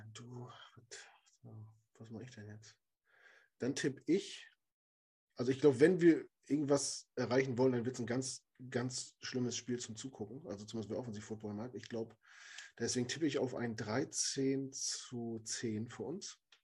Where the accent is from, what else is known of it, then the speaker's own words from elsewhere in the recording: Germany; als Deutscher